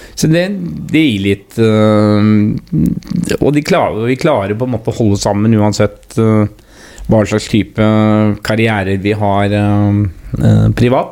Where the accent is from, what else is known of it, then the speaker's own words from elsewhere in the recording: Porsgrunn, Telemark, Norway; also born or lived in Langangen; så jeg er vel egentlig født og oppvokst da på, på Hovinga